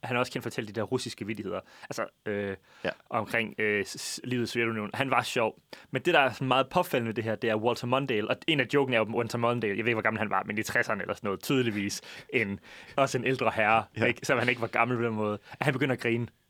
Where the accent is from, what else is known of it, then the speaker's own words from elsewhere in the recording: Jutland, Denmark; vi er fra Jylland